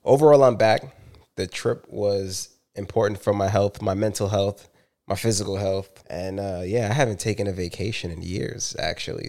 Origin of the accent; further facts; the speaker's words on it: New York City, New York, United States; as a New Yorker